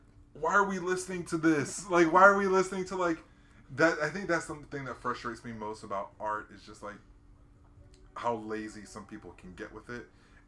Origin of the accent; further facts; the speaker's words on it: Hawaii, United States; And when I was a kid growing up in Hawaii, there was only two families that had a fence in the yard.